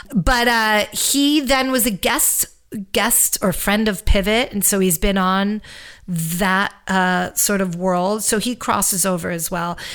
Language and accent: English; New York City, New York, United States; moved away as an adult; now in Los Angeles, United States; I'm a New Yorker through and through. I left New York in the middle of COVID